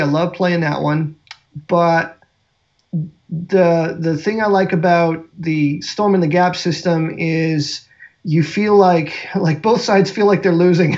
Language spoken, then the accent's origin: English; South Dakota, United States; moved away; also born or lived in American Southwest; I grew up in South Dakota